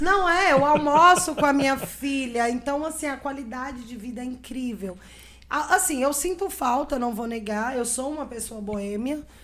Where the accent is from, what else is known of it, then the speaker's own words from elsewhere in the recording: Brasília, Federal District, Brazil; moved away as an adult; also born or lived in Arinos, Minas Gerais; now in Três Marias, Brazil; Aí mudamos para Brasília, eu tinha seis anos de idade e voltei para Três Marias com 34 anos